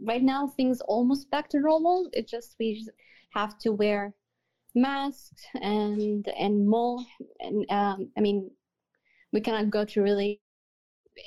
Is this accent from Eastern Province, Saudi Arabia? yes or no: no; Jeddah, Makkah Province, Saudi Arabia; I'm from Saudi Arabia in a city called Jeddah